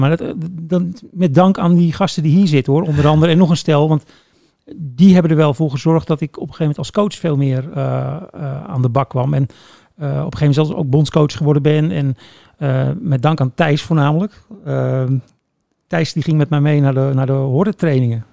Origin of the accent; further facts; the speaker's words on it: Woerden, Utrecht, Netherlands; moved away as an adult; also born or lived in The Hague; now in Breukelen, Netherlands; oorspronkelijk kom ik wel uit Woerden. Ja. Ehm, maar ik, ik woon nu in Breukelen